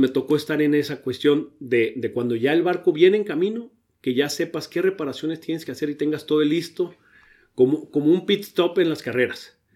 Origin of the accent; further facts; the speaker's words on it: Ensenada, Baja California, Mexico; also born or lived in Mexico City / Monterrey / Sydney, Australia / Germany; yo llegué a Ensenada de tres años, entonces me considero ensenadense, aunque no nací aquí